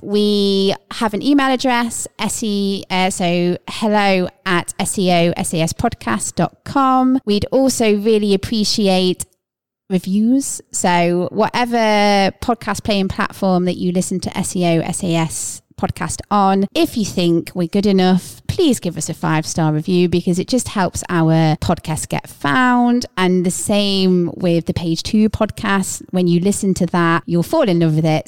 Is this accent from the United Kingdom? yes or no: yes; Midlands, United Kingdom; we're from the Midlands